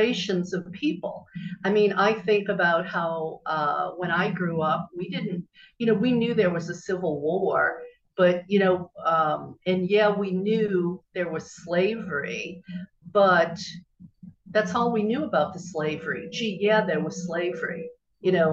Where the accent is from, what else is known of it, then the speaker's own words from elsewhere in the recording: Bible Belt, the South, United States; growing up in the South in the Bible Belt